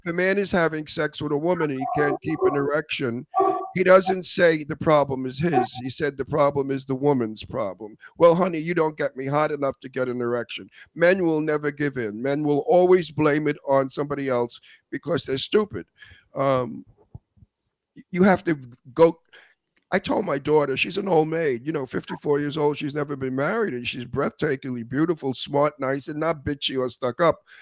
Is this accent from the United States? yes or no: yes; New York City, New York, United States; now in Palm Springs, United States; I'm from Brooklyn